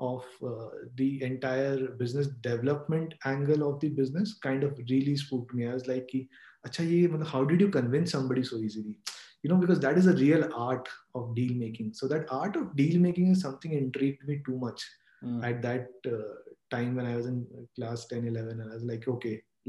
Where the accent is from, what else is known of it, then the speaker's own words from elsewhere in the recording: Kolkata, West Bengal, India; also born or lived in Rohtak, Haryana; I was like brought up in Calcutta and did my schooling in Birla, then went to Xavier's